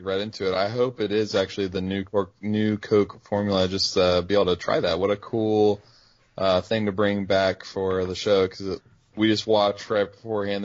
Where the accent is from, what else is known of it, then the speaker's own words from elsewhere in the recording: West Virginia, United States; now in Texas, United States; growing up in West Virginia